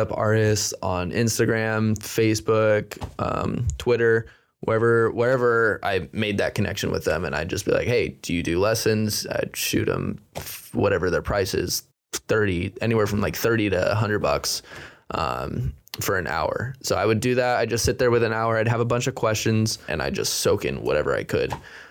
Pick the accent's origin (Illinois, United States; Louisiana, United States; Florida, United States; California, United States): California, United States; Corning; also born or lived in Sacramento; now in Bay Area, United States; I grew up in Corning, small town